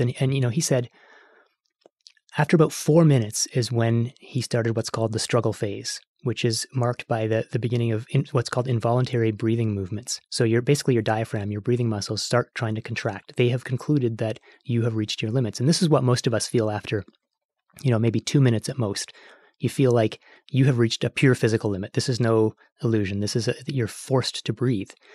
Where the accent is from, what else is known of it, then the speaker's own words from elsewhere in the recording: Canada; I'm Canadian